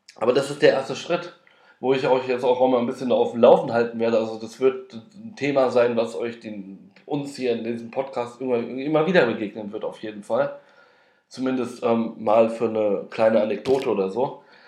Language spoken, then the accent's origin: German; Frankfurt am Main, Hesse, Germany; now in Berlin, Germany; ich komme aus Frankfurt am Main